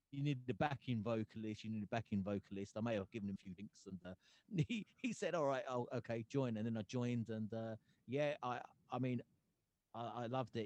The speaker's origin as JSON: {"language": "English", "town": "Gravesend", "region": "South East England", "country": "United Kingdom", "tie": "born or raised there", "also_born_or_lived": "Hoshiarpur, India", "moved": "as an adult", "lives_now": "Yorkshire, United Kingdom", "said": "that's where I grew up in Gravesend. I became a Gravesend boy"}